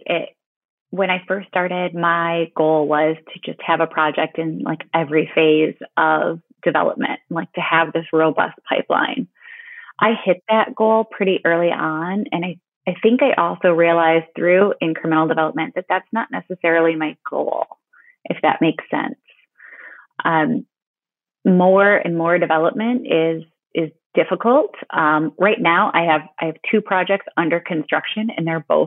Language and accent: English; Bay City, Michigan, United States; now in Midland, United States; my hometown of Bay City, Michigan